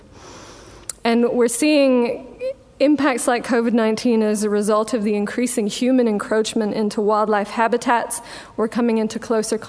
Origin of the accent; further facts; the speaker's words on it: Sweden; now in New Zealand; I'm from Sweden